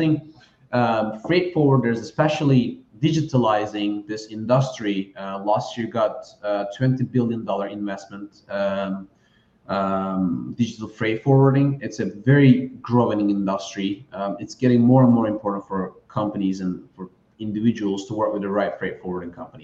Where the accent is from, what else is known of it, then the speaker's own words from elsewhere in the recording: Turkey; moved away; I'm originally from Turkey.